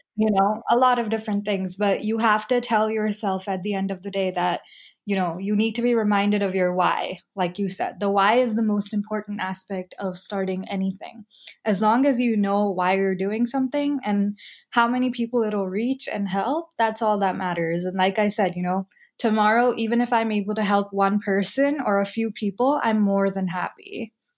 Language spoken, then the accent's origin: English; United States; me growing up in the United States after we moved here